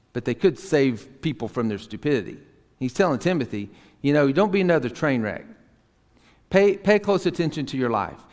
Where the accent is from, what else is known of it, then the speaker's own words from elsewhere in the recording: Tyler, Texas, United States; I grew up in Tyler, Texas, Northeast Texas.